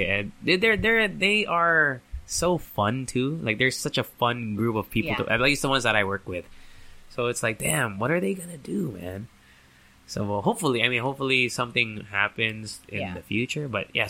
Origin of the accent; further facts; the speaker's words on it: Japan; now in United States; because I grew up in Japan and also and then later on in the States.